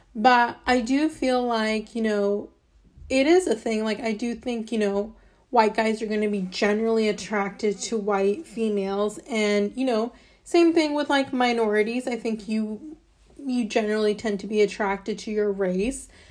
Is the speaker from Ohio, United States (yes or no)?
yes; Fairborn, Ohio, United States; also born or lived in Alabama; I was born in Alabama, and then my parents moved to a small city in, um, Ohio called Fairborn